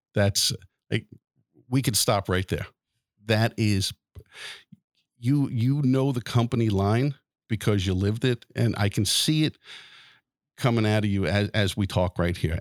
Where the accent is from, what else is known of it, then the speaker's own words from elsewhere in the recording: Wantagh, New York, United States; my hometown of Wantagh